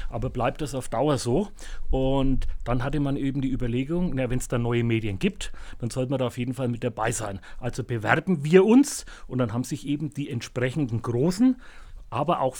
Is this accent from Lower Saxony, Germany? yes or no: no; Bavaria, Germany; accent: Franconian; Ich habe gesagt, nee, als Franke hat man da eh keine keine Chance mehr, spricht dazu Fränkisch, also das funktioniert nicht.